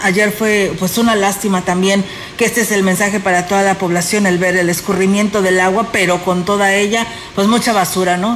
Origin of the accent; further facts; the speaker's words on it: Ciudad Valles, San Luis Potosí, Mexico; somos todos los que somos parte de Ciudad Valles, la población